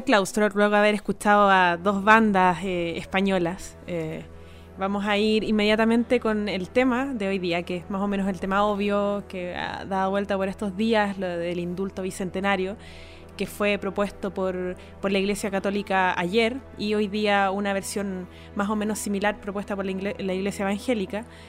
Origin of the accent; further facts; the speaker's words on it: Chile; nuestra historia como sociedad chilena